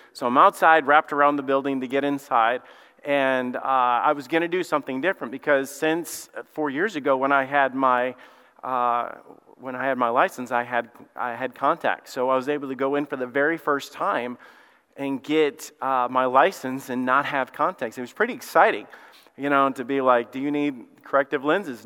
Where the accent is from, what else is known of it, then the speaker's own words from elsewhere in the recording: Alabama, United States; moved away; I'm from Alabama